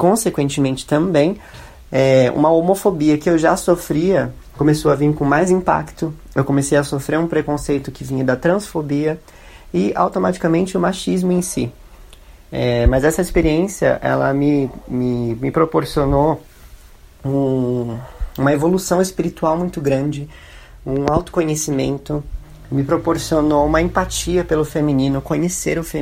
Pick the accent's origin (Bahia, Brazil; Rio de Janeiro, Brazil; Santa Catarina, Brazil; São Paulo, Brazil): São Paulo, Brazil; tenho 25 anos, eu sou de São Paulo, branco, classe média